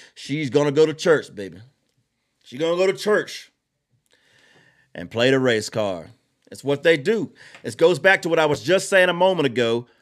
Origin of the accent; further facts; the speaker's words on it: Georgia, United States; I'm from Georgia.